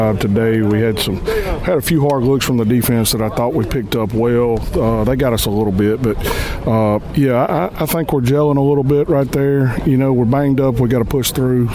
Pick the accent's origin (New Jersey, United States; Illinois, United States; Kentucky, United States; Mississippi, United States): Mississippi, United States; Amory; I'm from Amory, so it's great to be back in the home state. It's really great to be back around people that talk like I do.